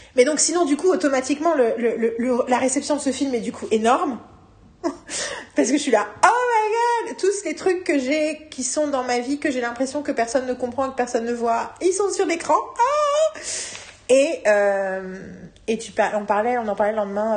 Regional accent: France; je suis française

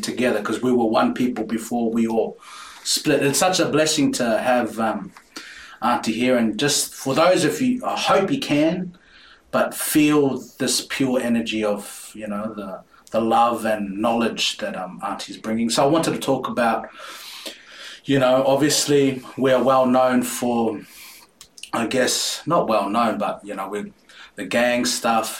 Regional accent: Porirua, Wellington, New Zealand; also born or lived in Titahi Bay; I'm born in New Zealand, mm. but I grew up in Porirua

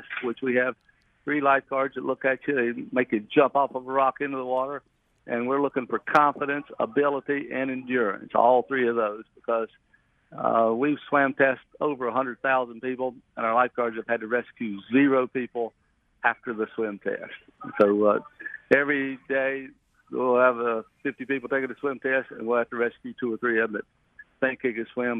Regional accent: North Carolina, United States; we've been farmers here, since the middle 1700s when we came over from Scotland and Ireland

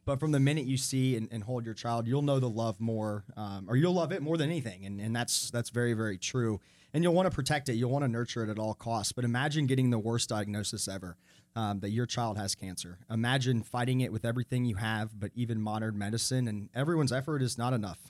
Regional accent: Atlanta, Georgia, United States; now in Charlotte, United States; I grew up in Atlanta, and Atlanta's just kinda that big city

